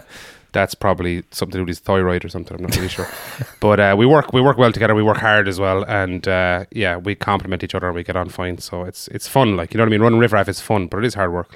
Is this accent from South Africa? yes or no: no; Foynes, Munster, Ireland; born or raised there; moved away; also born or lived in Dublin